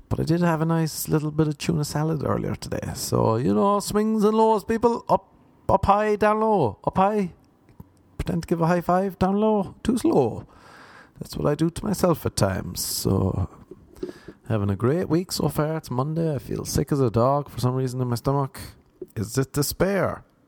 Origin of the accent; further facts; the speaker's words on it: Ireland; moved away as an adult; also born or lived in Cork; now in Los Angeles, United States; I'm an Irishman trying to make it in LA.